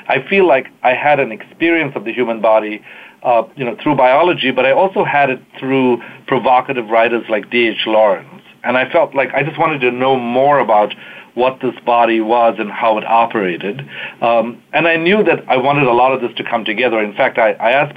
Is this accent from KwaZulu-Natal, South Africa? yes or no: yes; Durban, KwaZulu-Natal, South Africa; moved away as an adult; also born or lived in Cape Town, South Africa; now in United States; I was born in South Africa, fourth generation South African, during apartheid